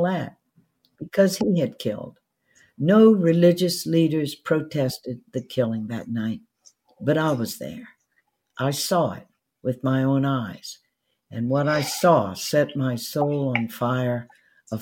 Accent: Baton Rouge, Louisiana, United States; when I was growing up in the Jim Crow days in Baton Rouge, Louisiana

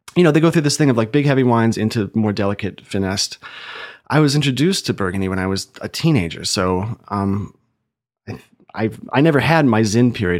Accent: Ohio, United States; now in Chicago, United States; I grew up in Ohio.

